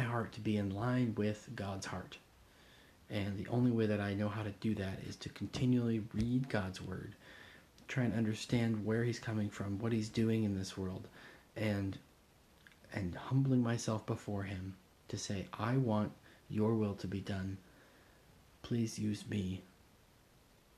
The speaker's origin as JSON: {"language": "English", "country": "Indonesia", "tie": "born or raised there", "moved": "yes", "said": "Growing up in Indonesia"}